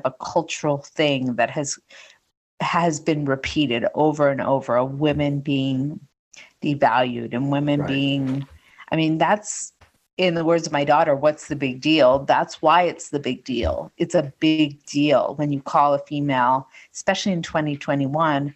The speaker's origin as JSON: {"language": "English", "region": "New England", "country": "United States", "tie": "born or raised there", "said": "I grew up in New England"}